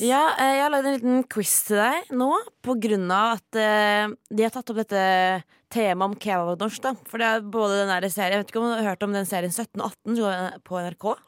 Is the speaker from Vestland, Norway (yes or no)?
no; Oslo, Norway; jeg er jo fra Oslo